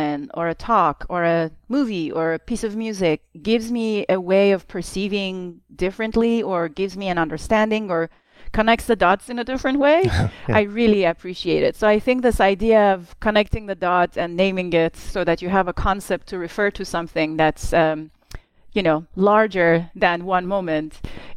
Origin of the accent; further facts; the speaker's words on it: Tehran, Tehran Province, Iran; as a young child in growing up in Tehran while there was a war for the first sort of 7 years of my life